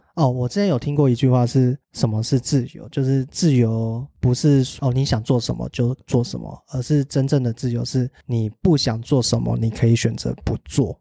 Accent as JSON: {"language": "Chinese", "country": "Taiwan", "said": "我是台湾人"}